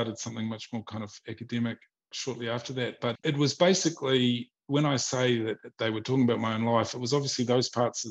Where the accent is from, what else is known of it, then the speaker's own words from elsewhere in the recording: New Zealand; moved away as an adult; also born or lived in Australia; now in Vienna, Austria; I come from New Zealand, which is like, at least when I grew up in the 80s and the early 90s, it was like, there was nothing there